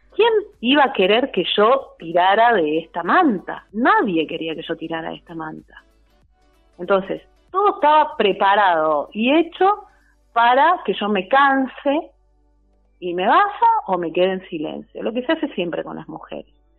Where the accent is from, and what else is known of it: Argentina; also born or lived in Tierra del Fuego